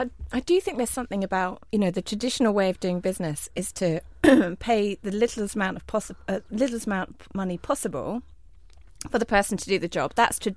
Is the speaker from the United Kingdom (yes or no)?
yes; Southend, East of England, United Kingdom; Yes, I am an Essex girl. I'm proud of that. I was born in Southend. Didn't spend a lot of time there.